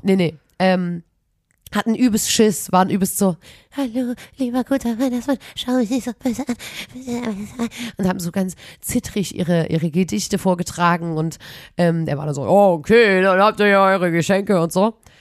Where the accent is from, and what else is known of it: Chemnitz, Saxony, Germany; accent: Chemnitz dialect